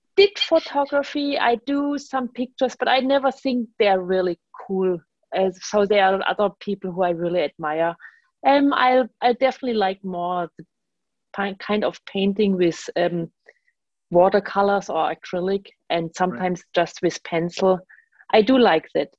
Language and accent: English; Germany; English is a second language; now in New York, United States; I'm from Germany and basically traveled, had the voyage from Germany to New York